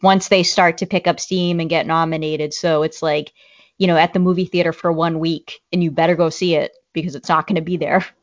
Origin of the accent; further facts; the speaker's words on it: Boston, Massachusetts, United States; accent: Boston; my Boston accent would probably come out